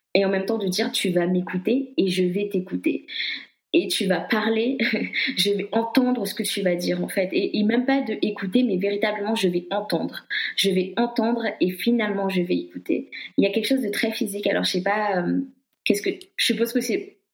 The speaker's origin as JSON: {"language": "French", "country": "Guadeloupe", "said": "je suis guadeloupéenne"}